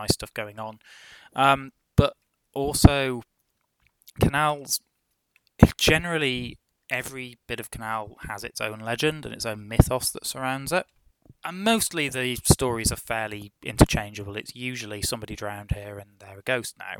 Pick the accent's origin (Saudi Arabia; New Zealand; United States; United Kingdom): United Kingdom; Midlands; I'm from the Midlands, and oh god, the place is crawling with canals.